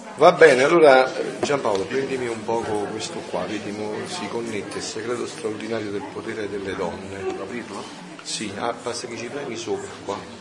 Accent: Naples area, Campania, Italy; al mio paese

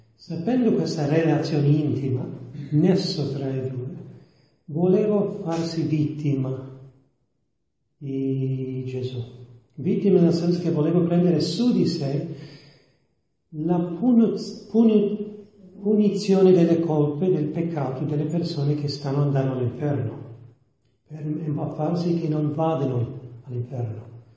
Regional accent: New York, United States; Italian is a second language; sono degli Stati Uniti, di New York

